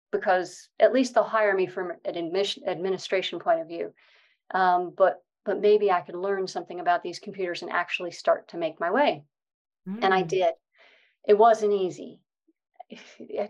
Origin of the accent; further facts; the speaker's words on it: Connecticut, United States; moved away as an adult; now in United Kingdom; I grew up in Connecticut in the States in a bit of a privileged background